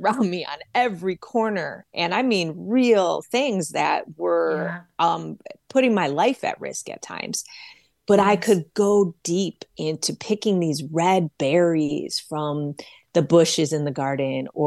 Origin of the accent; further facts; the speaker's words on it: Detroit, Michigan, United States; my mother's garden in Detroit, Michigan, where I was raised